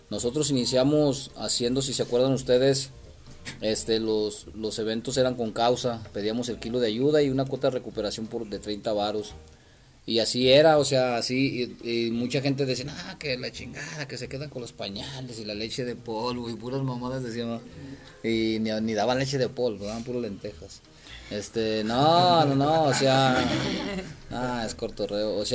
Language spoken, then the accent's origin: Spanish; Aguascalientes, Mexico; Yo creo que era cambiar la imagen del cholo en Aguascalientes, ¿no? Ante la sociedad porque éramos pues mal vistos